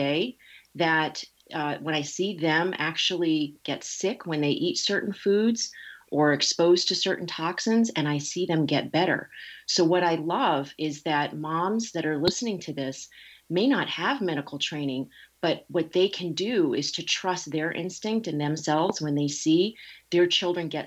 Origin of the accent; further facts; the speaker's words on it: Connecticut, United States; moved away as an adult; also born or lived in New York City; now in California, United States; I was raised in Connecticut. I've been out here in California for 20 years.